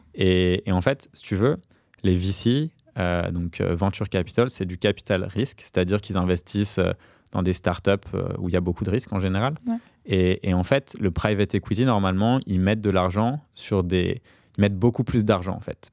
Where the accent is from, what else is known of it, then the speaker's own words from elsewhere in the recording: Paris, Île-de-France, France; J'ai grandi à Paris entre Barbès et, Pigalle